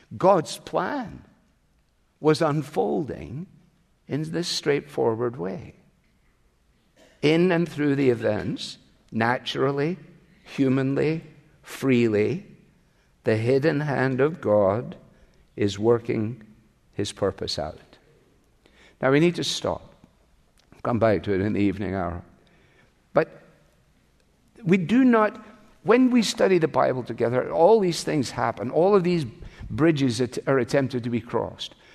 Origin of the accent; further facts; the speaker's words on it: Glasgow, Scotland, United Kingdom; moved away; my hometown. Glasgow.